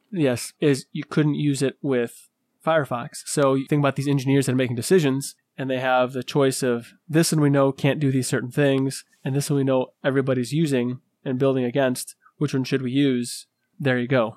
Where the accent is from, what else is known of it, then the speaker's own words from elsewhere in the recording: Michigan, United States; I'm from Michigan